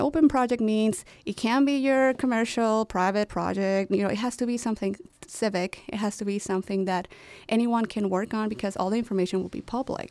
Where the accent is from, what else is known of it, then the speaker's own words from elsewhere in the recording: Chihuahua, Mexico; moved away as an adult; now in Chicago, United States; my hometown, Chihuahua, Mexico